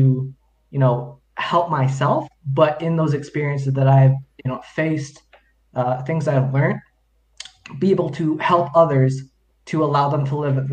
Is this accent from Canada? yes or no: yes; London, Ontario, Canada; also born or lived in Chippewas of Georgina Island, Ontario; I've grown up in London, Ontario